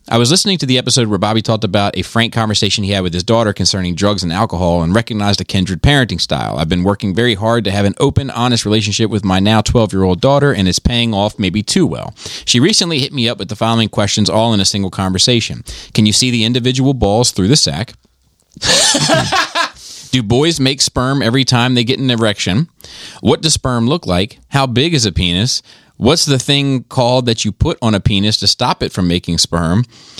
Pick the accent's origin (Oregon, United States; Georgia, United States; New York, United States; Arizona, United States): New York, United States; also born or lived in Alabama; I'm originally from New York and moved down to Alabama because of the military. I lived in that area for about 9 years, loved it, and thought the people were great.